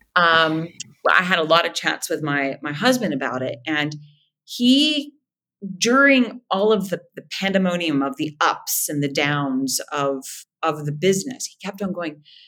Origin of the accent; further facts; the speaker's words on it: Moundsville, West Virginia, United States; accent: nasal; moved away; I am originally from Moundsville, West by God, Virginia.